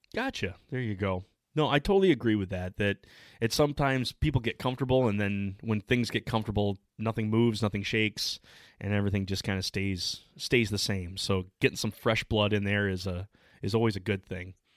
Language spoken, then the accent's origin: English; Michigan, United States; we're from the Midwest. I'm from Michigan